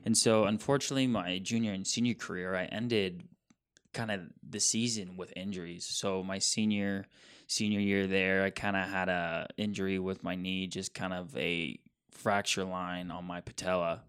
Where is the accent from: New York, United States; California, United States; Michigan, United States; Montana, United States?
Montana, United States; Billings; I'm a Montana kid, born and raised in Billings, Montana.